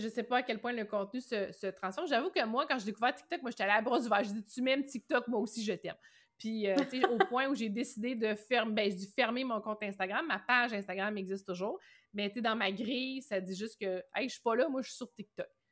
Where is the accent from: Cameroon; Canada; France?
Canada; Rimouski, Quebec; also born or lived in Matane; Moi, je suis originaire de Rimouski